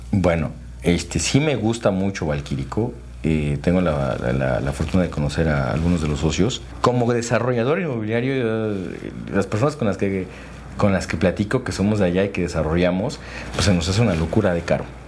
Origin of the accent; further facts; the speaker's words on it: Tlaxcala, Mexico; also born or lived in Puebla; yo soy originario de Tlaxcala, y estudié allí en escuelas públicas la secundaria y la preparatoria